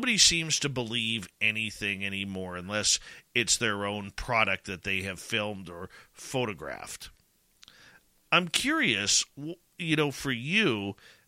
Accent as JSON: {"language": "English", "country": "Canada", "said": "being Canadian"}